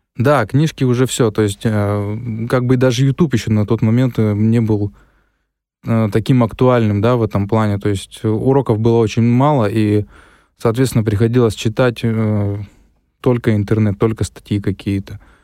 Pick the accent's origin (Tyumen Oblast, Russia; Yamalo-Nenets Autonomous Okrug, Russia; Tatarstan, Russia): Tyumen Oblast, Russia; Tyumen; Родился в городе Тюмени. Всю жизнь здесь прожил, в городе Тюмени